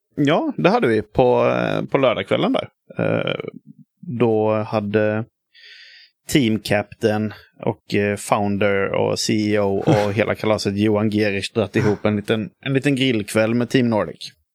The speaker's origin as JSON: {"language": "Swedish", "town": "Hyltebruk", "region": "Halland County", "country": "Sweden", "tie": "born or raised there", "moved": "yes", "said": "jag kommer från Hyltebruk i grund och botten utanför, eh, utanför Halmstad"}